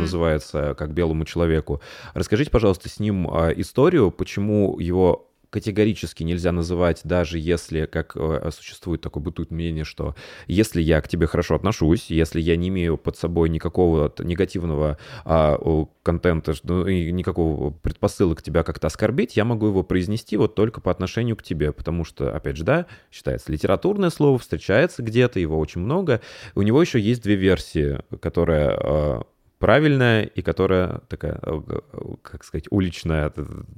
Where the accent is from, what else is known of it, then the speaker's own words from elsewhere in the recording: Tambov, Tambov Oblast, Russia; moved away; я родился в Тамбове